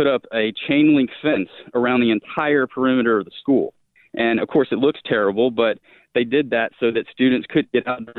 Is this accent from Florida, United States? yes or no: yes; Coral Springs, Florida, United States; now in Georgia, United States; I grew up in Coral Springs. I moved there when I was 4 months old and raised my entire childhood in Coral Springs